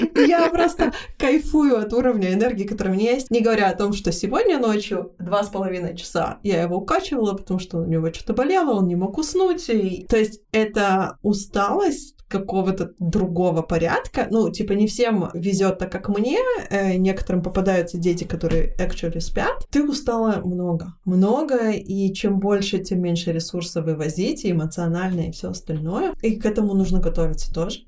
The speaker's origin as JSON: {"language": "Russian", "country": "Israel", "tie": "born or raised there", "said": "я выросла в Израиле"}